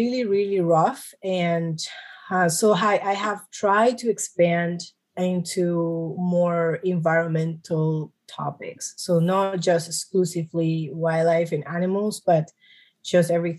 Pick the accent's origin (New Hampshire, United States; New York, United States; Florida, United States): New York, United States; New York City; I was born in New York City. My family, both of my parents are Colombian